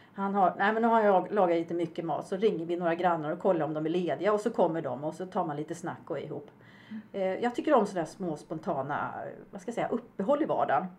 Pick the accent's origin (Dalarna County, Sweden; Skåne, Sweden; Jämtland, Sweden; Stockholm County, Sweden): Stockholm County, Sweden; Upplands Väsby; moved away as an adult; also born or lived in Uppsala; now in Falkenberg, Sweden; jag är ju uppväxt i Bollstanäs, en eh, norrförort i Stockholm